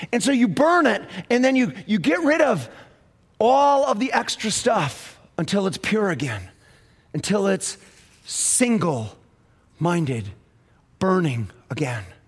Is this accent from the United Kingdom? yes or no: no; United States; I'm, I'm an American